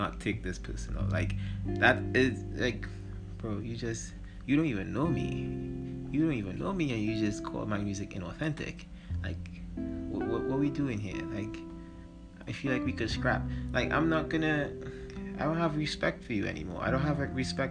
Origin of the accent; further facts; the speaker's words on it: Trinidad & Tobago; I'm a Trinidadian hip-hop artist